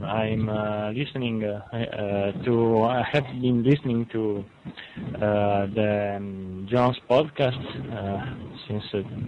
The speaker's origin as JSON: {"language": "English", "region": "Sardinia", "country": "Italy", "second_language": "English", "said": "I'm from Sardinia in Italy. And I'm a medical doctor."}